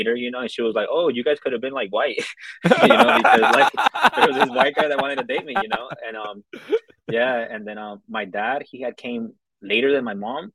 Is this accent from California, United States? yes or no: yes; Los Angeles, California, United States; So I'm from South Central Los Angeles. That's in California.